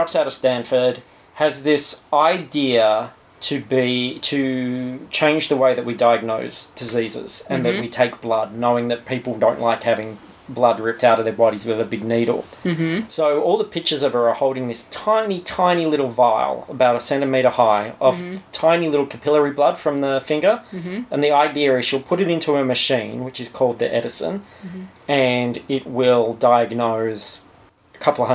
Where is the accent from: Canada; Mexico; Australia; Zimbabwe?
Australia